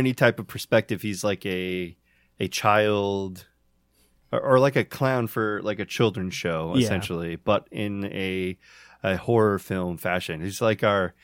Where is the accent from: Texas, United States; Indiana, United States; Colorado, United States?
Indiana, United States; we are four guys from Indiana